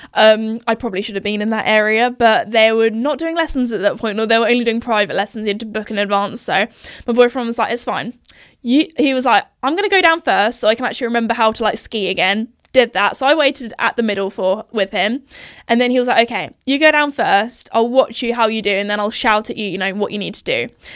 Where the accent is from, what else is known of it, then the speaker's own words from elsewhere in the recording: United Kingdom; accent: posh British; I think I go a little bit like even more posh with my accent